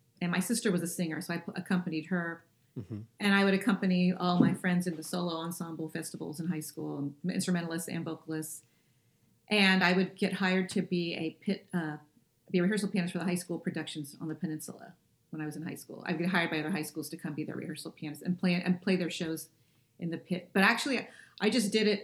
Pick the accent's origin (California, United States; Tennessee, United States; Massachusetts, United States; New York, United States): California, United States; Millbrae; also born or lived in Portland, Oregon / Las Vegas; I grew up in Northern California, in Millbrae, which is a suburb outside of San Francisco